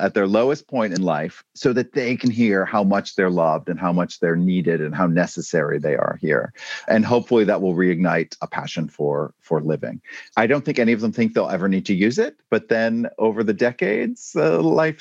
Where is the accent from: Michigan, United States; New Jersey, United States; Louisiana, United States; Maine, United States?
Maine, United States; moved away; I'm coming to you today from my home state of Maine